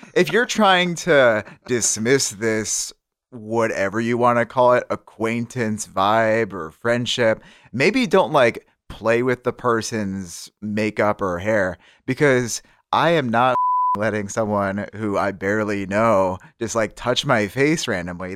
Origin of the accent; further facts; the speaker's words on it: Syracuse, New York, United States; my hometown is Syracuse